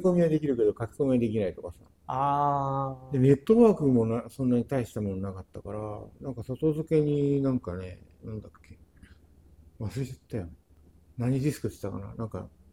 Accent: Japan; born or raised there; also born or lived in United States

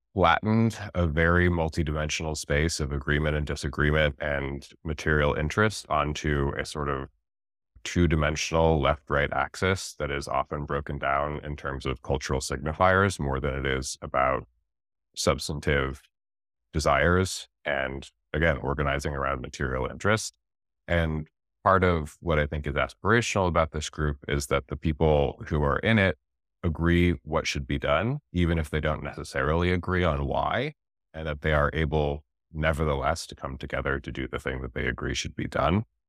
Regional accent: Wyoming, United States; I grew up in Wyoming

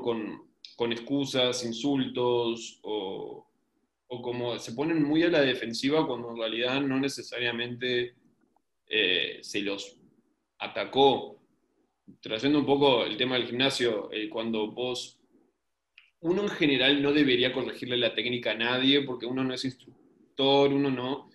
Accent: Uruguay; tengo un acento raro porque soy uruguayo

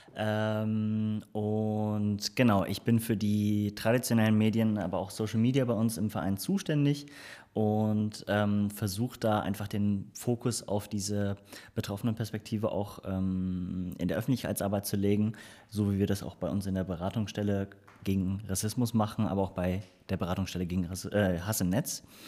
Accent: Cologne, North Rhine-Westphalia, Germany; ich bin gebürtiger Kölner

